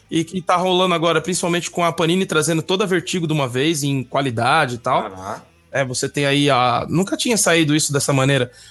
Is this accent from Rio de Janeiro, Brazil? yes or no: no; São Paulo, Brazil; Bom, eu sou lá de São Mateus, que nem os mano aí da quebrada.